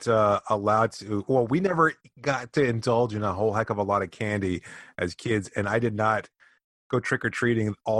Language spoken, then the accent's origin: English; Miami, Florida, United States; growing up in Miami and as a Cuban, as son of Cuban parents